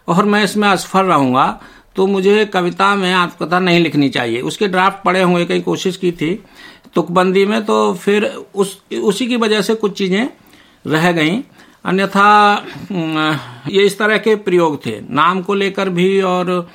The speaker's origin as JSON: {"language": "Hindi", "town": "Nadrauli", "country": "India", "tie": "born or raised there", "said": "हम बहन भाई माँ के पास से अपने पैतृक गांव नदरौली सात आठ वर्ष की उम्र में बब्बा के पास चले आए थे"}